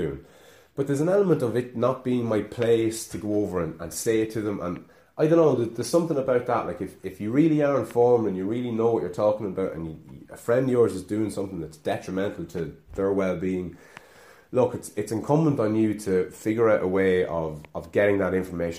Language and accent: English; Ireland; accent: Irish